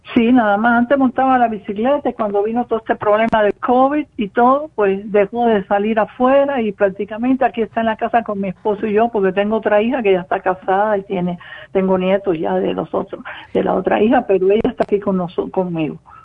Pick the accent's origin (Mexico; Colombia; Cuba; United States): Cuba; moved away as an adult; now in Spain; de ser cubana. Ya yo salí ya también por España, o sea que del 72 dejé a Cuba